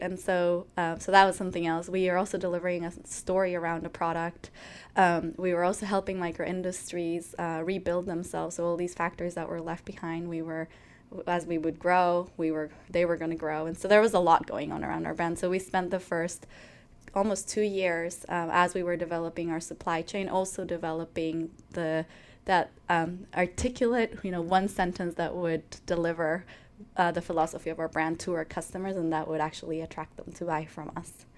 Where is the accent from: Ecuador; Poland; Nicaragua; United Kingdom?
Ecuador; moved away as an adult; now in United States; I grew up in Ecuador. My family's Ecuadorian. I'm Ecuadorian